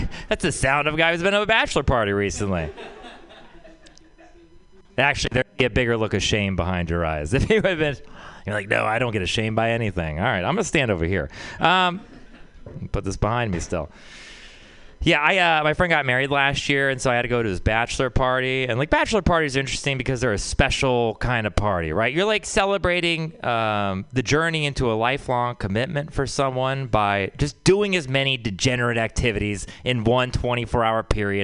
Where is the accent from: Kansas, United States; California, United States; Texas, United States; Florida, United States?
Texas, United States; I grew up in Texas